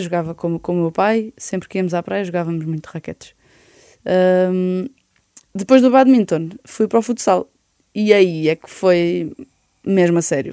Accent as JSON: {"language": "Portuguese", "town": "Oeiras", "region": "Lisbon", "country": "Portugal", "tie": "born or raised there", "also_born_or_lived": "Belas / Benfica, Lisbon", "lives_now": "Lisbon, Portugal", "said": "E depois vivi três anos em Belas, depois fui para Oeiras e fiquei em Oeiras uh, barra Porto Salvo"}